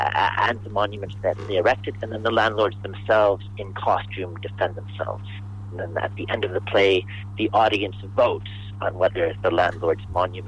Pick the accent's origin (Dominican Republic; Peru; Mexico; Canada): Canada; now in Ireland; I am from Canada originally, so I've been in Ireland since 1997